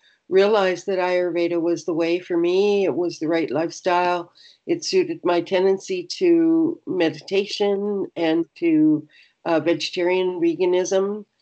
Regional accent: Canada; I'm Canadian. I'm 72 now.

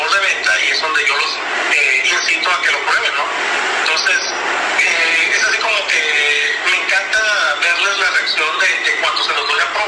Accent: Sinaloa, Mexico; now in Querétaro, Mexico; somos sinaloenses, tenemos una esencia sinaloense

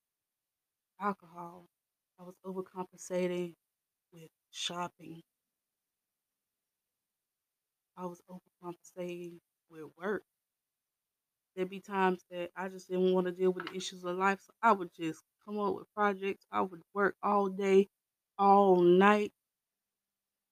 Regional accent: the South, United States; I'm raised from the South, okay, like deep in the South

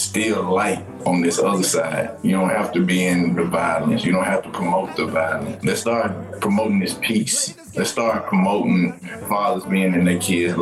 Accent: the South, United States; I'm from the South

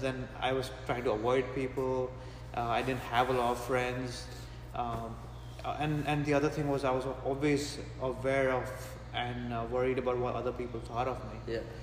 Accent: Mumbai, Maharashtra, India; also born or lived in Gujarat; my family comes from a state called Gujarat, but I grew up in a city called Mumbai

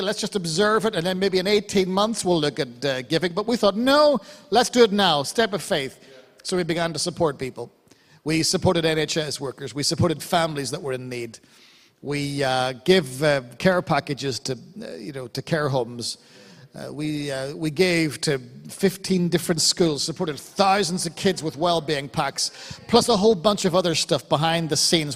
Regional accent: Ireland; I'm Irish

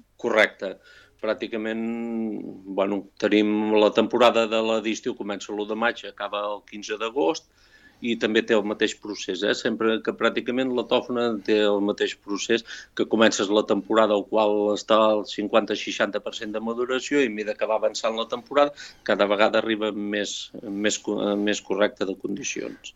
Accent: Sant Julià de Vilatorta / l'Esquirol, Catalonia, Spain; now in Vic, Spain; jo sóc fill de Sant de l'Esquirol

